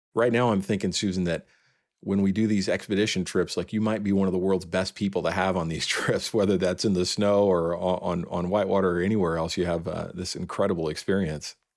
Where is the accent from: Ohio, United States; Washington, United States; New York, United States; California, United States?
California, United States; San Francisco Bay Area; born or raised there; also born or lived in Mount Rainier National Park